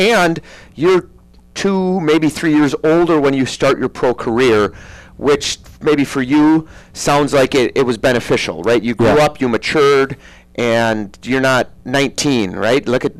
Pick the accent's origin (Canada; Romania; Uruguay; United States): Canada; Edmonton, Alberta; Because growing up in Edmonton